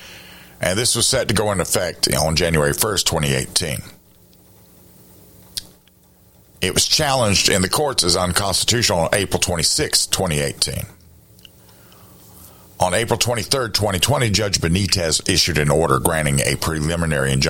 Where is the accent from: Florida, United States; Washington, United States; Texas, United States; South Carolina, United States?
South Carolina, United States; Here in my home state of South Carolina